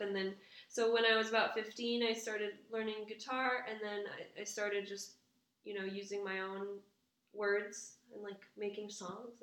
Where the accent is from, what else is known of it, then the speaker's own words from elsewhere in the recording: Quebec City, Quebec, Canada; first language English; now in Montreal, Canada; Dutch American mom, French Canadian dad, and I grew up in Quebec City